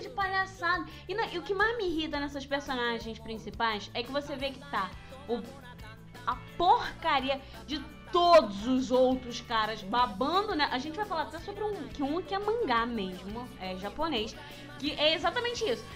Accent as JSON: {"language": "Portuguese", "region": "Rio de Janeiro", "country": "Brazil", "said": "eu sou, sou do Rio de Janeiro"}